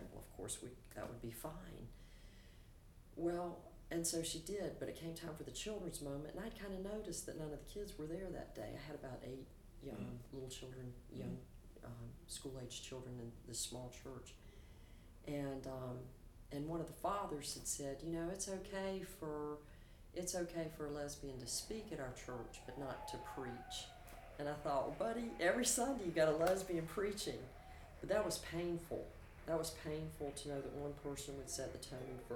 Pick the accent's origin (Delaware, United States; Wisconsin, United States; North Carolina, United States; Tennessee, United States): North Carolina, United States; Aberdeen; moved away; my hometown of Aberdeen, North Carolina